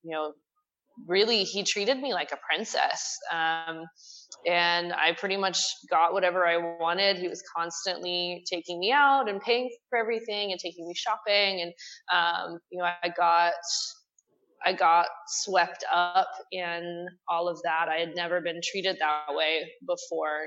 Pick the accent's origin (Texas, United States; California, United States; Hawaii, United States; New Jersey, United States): Texas, United States; I grew up here in Texas